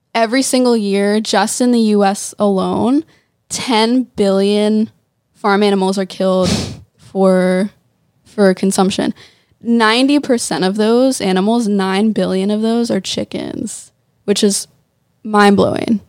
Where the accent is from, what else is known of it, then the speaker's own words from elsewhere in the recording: suburbs of Philadelphia, Pennsylvania, United States; also born or lived in Nashville; now in Los Angeles, United States; I grew up in the suburbs of, of Philly. Mm-hmm. It's like 20 minutes west of Philly